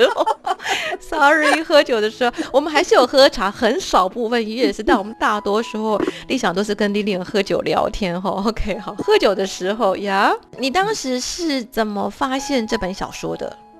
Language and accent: Chinese; Taiwan; moved away as an adult; also born or lived in Europe; 我以前小时候在二十岁之前还台湾学古典音乐的时候